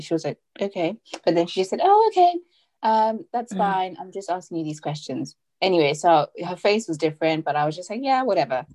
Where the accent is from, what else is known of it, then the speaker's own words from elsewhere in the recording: Zimbabwe; now in United Kingdom; I am Zimbabwean. Well, I'm from Zimbabwe. I live in the UK now with my Nigerian husband